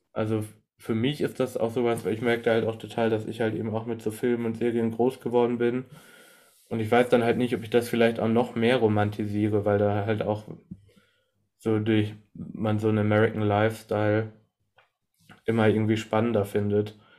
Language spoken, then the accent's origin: German; Germany; als Deutscher höre, beziehungsweise als Europäer